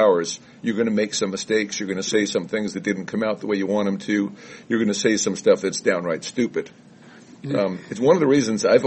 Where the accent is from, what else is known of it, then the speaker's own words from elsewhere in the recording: New York City, New York, United States; I grew up in Brooklyn